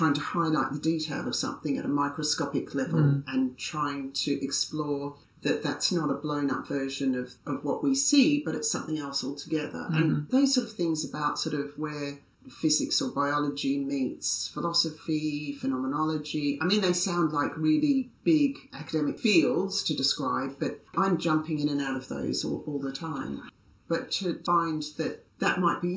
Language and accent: English; Australia; I'm Australian